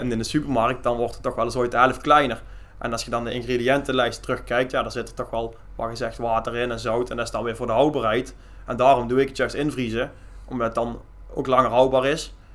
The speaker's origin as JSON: {"language": "Dutch", "town": "Mierlo", "region": "North Brabant", "country": "Netherlands", "lives_now": "Leende, Netherlands", "said": "ik kom eigenlijk van Mierlo af en daar hadden wij een zeugenbedrijf"}